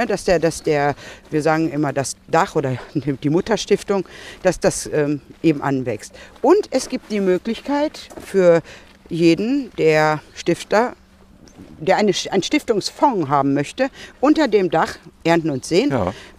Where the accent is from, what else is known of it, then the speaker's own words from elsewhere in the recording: Marl, North Rhine-Westphalia, Germany; moved away as an adult; now in Bochum, Germany; ich komme hier aus Sinsen